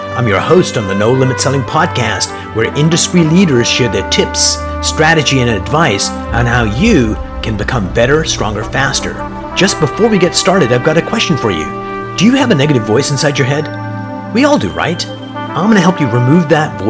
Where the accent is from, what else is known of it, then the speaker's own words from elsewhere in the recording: Canada; I'm a Canadian